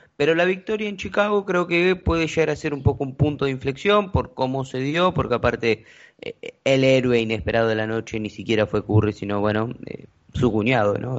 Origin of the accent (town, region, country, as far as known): Argentina